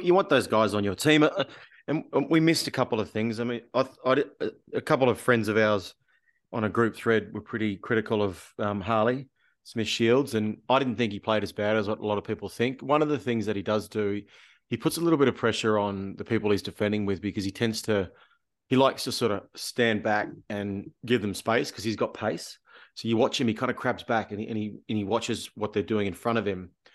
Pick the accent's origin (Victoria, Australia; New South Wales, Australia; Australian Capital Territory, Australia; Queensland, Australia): Australian Capital Territory, Australia; Canberra; growing up in Canberra playing rugby league